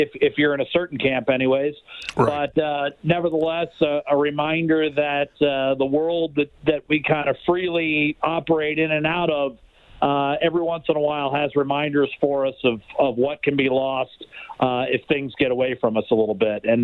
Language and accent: English; United States; definitely felt it uh, in more ways than one as an American.